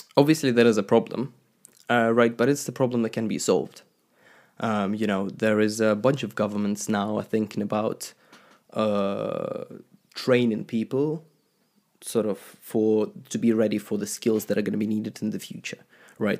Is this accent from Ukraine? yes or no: yes; Ukraine; I used to be an Orthodox Christian, uh, growing up in Ukraine